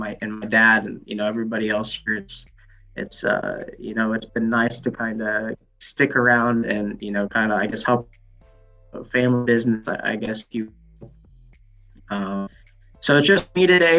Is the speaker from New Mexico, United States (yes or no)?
no; Farmington, Illinois, United States; I grew up in Farmington, Greene County. I live that way.